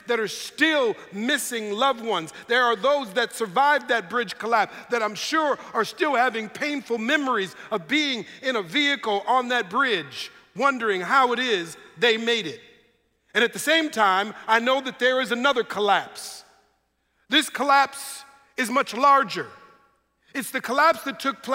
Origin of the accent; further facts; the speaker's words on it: Minneapolis, Minnesota, United States; moved away as an adult; now in Sacramento, United States; we're both originally from Minneapolis, Minnesota.